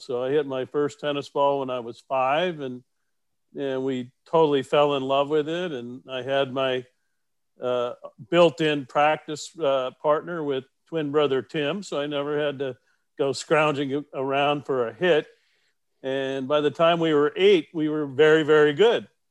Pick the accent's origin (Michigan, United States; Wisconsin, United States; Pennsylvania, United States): Wisconsin, United States; La Crosse; moved away as an adult; also born or lived in DeKalb, Illinois; we were born and raised in La Crosse Onalaska, Wisconsin